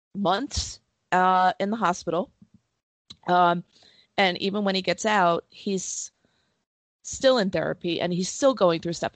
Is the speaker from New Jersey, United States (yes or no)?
yes; New Jersey, United States; growing up in New Jersey